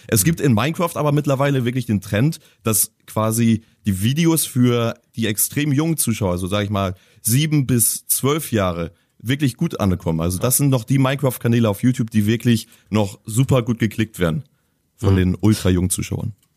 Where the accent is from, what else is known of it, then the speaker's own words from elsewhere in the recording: Hamburg, Germany; als Hamburger